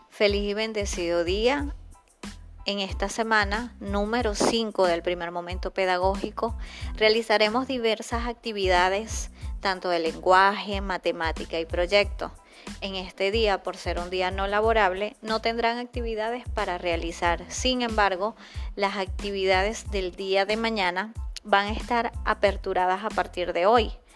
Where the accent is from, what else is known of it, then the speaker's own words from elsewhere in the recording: Venezuela; nosotros tenemos ese privilegio como venezolanos